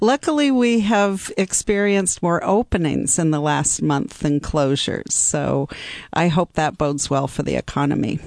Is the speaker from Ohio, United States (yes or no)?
no; Seattle, Washington, United States; moved away as an adult; also born or lived in New York / Bay Area / Chicago; I am from Seattle